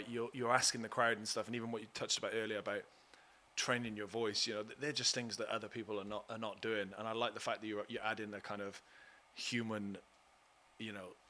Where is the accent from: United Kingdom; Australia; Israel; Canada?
United Kingdom